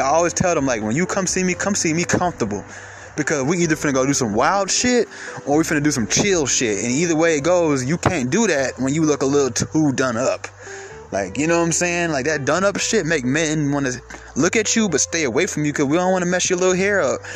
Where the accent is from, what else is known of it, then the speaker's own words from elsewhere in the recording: Atlanta, Georgia, United States; I'm from Atlanta